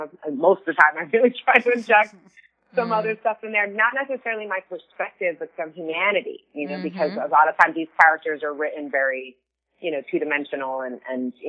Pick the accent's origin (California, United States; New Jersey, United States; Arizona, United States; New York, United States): New York, United States; I grew up in this neighborhood